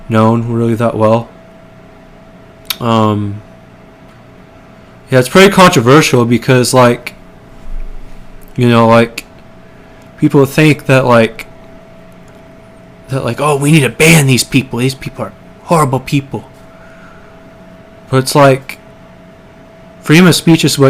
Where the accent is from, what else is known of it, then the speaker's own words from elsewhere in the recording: Portland, Oregon, United States; I'm from Portland